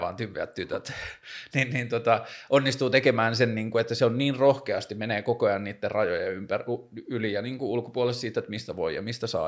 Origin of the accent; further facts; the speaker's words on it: Tornio, Lapland, Finland; now in Helsinki, Finland; mä oon kasvanut siellä Torniossa Pohjois-Suomessa